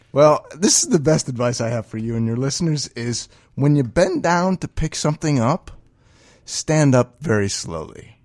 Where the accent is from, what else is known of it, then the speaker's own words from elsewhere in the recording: New England, United States; now in Chicago, United States; I'm considering myself from New England. I will always be a New Englander